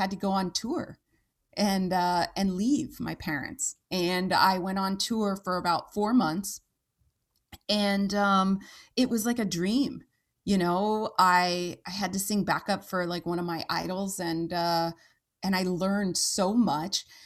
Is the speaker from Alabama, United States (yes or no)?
no; Santa Clarita, California, United States; moved away; I grew up in Southern California